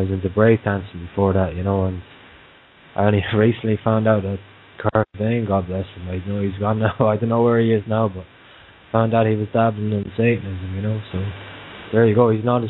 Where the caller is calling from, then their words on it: Munster, Ireland; From Southern Ireland, County Waterford.